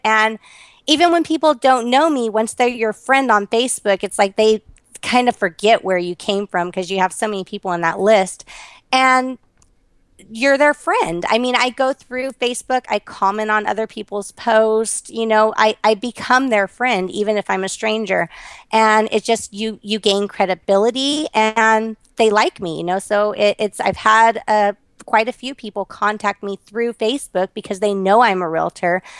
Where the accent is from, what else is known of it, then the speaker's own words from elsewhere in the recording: Las Vegas, Nevada, United States; I was born and raised here in Las Vegas.